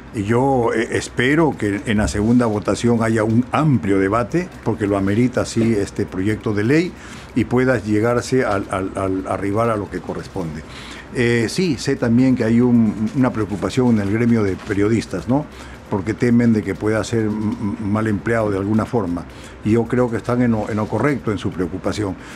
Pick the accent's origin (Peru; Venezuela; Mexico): Peru; yo también como muchos peruanos